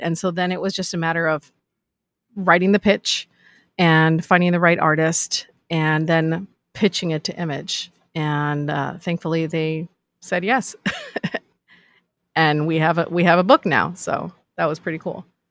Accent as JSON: {"language": "English", "town": "Los Angeles", "region": "California", "country": "United States", "tie": "born or raised there", "also_born_or_lived": "Chicago", "said": "I grew up in Los Angeles"}